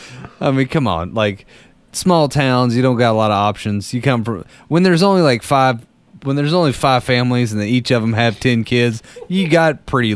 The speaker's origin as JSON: {"language": "English", "town": "Danville", "region": "Kentucky", "country": "United States", "said": "I'm from Danville, which is in the middle of Boyle County, in the middle of Kentucky."}